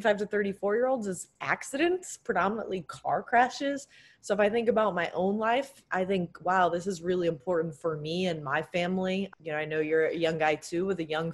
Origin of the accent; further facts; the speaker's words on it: Connecticut, United States; my high school growing up in Connecticut